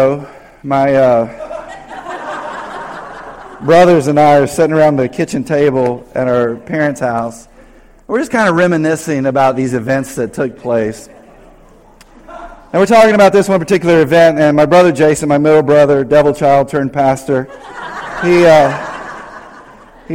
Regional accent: North Carolina, United States; moved away; I grew up in North Carolina

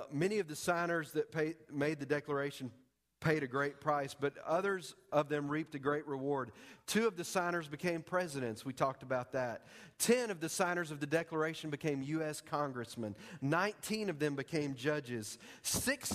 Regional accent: United States; I am an American. I am an American, but I am a Christian before I'm an American

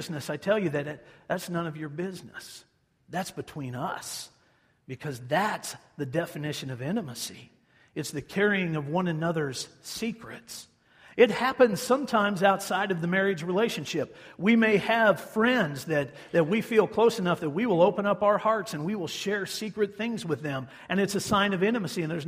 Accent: Hutchinson, Kansas, United States; my hometown of Hutchison

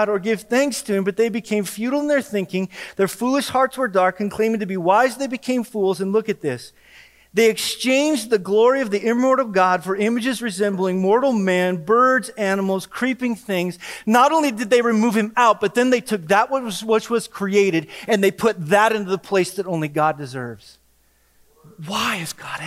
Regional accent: Wyoming, United States; moved away; I'm from Wyoming.

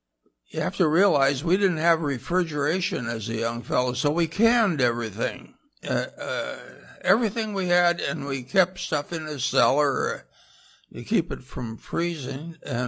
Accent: Montana, United States; The western part, somewhere between, maybe you'd know, three-fourths Montana. It's where the Missouri starts and Helena.

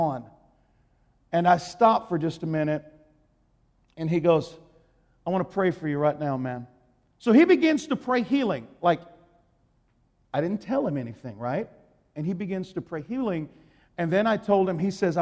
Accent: Texas, United States; I'm from Texas

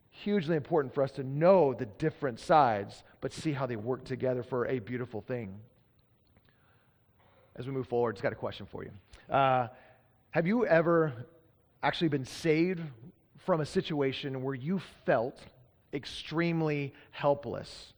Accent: Texas, United States; now in Pacific Northwest, United States; I'm from Texas.

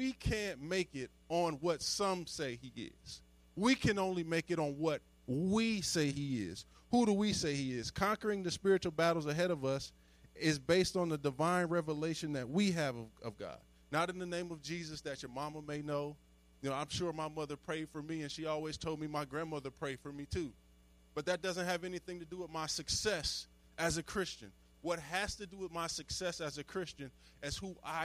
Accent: Chester, Pennsylvania, United States; moved away as an adult; I grew up in Chester, Pennsylvania.

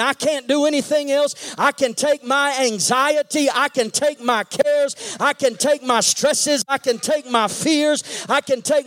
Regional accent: Texas, United States; I grew up in Texas

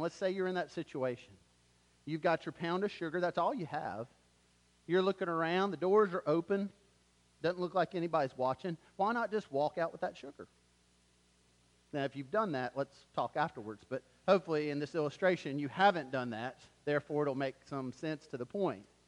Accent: Wilmington, North Carolina, United States; moved away; we're actually from Wilmington

